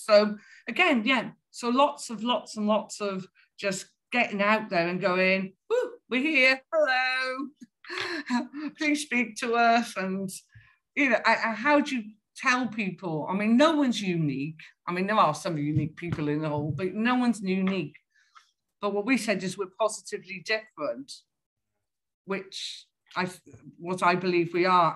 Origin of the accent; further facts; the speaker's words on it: Welsh, Wales, United Kingdom; being Welsh